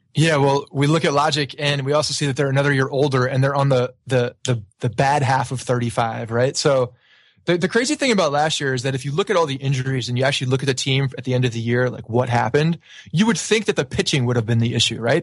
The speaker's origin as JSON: {"language": "English", "area": "Bergen County", "region": "New Jersey", "country": "United States", "tie": "born or raised there", "said": "I grew up in uh, North Jersey and uh, Bergen County, about 20, 25 minutes from the stadium"}